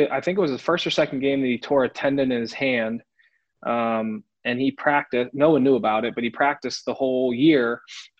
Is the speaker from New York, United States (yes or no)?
no; Pittsburgh, Pennsylvania, United States; growing up in Western PA, playing for my dad